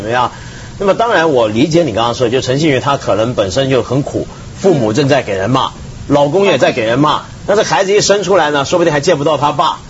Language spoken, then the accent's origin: Chinese; Taiwan; 我们在台湾长大